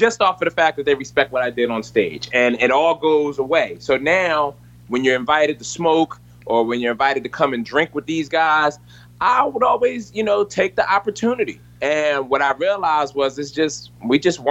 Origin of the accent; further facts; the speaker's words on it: Philadelphia, Pennsylvania, United States; I'm from Philadelphia